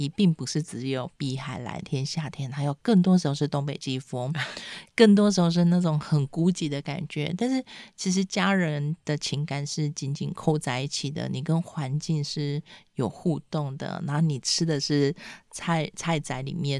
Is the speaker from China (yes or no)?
no; Penghu County, Taiwan; 因为我们其实你知道，在澎湖长大，就爸妈去工作，你每天就是要跟阿公阿妈相处，阿公阿妈就会讲古给你听啊